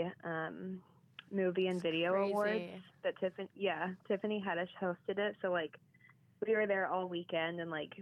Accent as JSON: {"language": "English", "town": "Georgetown", "region": "Kentucky", "country": "United States", "tie": "born or raised there", "also_born_or_lived": "Los Angeles", "moved": "as an adult", "lives_now": "New York, United States", "said": "I grew up in Kentucky"}